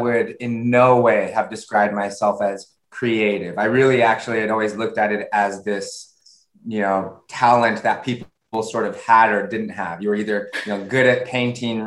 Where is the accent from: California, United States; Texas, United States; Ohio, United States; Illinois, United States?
California, United States; San Diego; moved away; also born or lived in San Francisco Bay Area; I'm originally from San Diego, I moved up to the Bay Area in San Francisco.